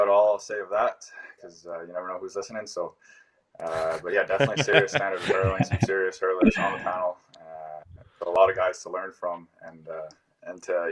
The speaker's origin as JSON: {"language": "English", "country": "Canada", "moved": "yes", "lives_now": "Ireland", "said": "my home country of Canada"}